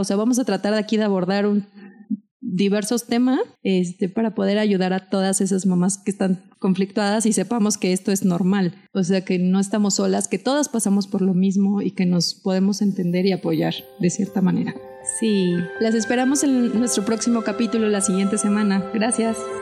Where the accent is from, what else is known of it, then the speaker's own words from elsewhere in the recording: Mexico; tengo 33 años, soy mexicana